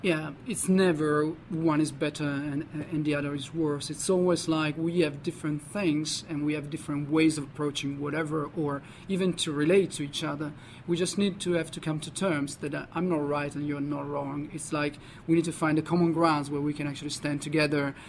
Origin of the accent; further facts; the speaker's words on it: Parma, Emilia-Romagna, Italy; moved away; I'm originally Italian, so I grew up in Parma, which is a city in the north of Italy